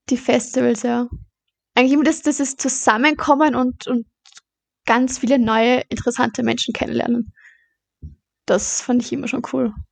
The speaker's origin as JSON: {"language": "German", "town": "Baden", "region": "Lower Austria", "country": "Austria", "tie": "born or raised there", "also_born_or_lived": "Vorarlberg", "said": "genau, ich bin eigentlich in Vorarlberg geboren. Aber oh, mein Papa kommt aus Baden, also sind wir nach Baden gezogen."}